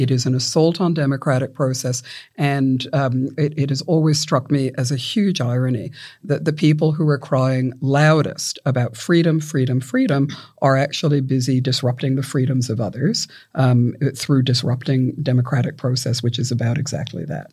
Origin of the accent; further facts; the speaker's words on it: Victoria, Australia; my home state of Victoria